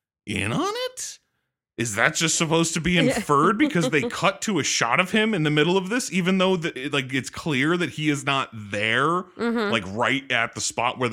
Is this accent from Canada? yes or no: no; France; now in California, United States; And we grew up in France and then moved to California.